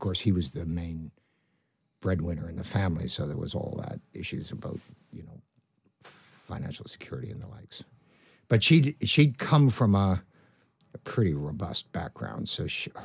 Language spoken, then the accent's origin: English; Canada; accent: Canadian; moved away as an adult; now in United Kingdom; I've got quite a strong Canadian accent